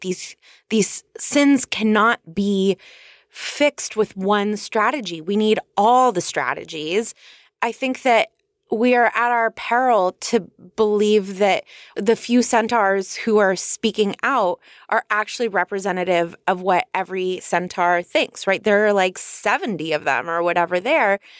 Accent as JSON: {"language": "English", "region": "California", "country": "United States", "said": "I'm from California."}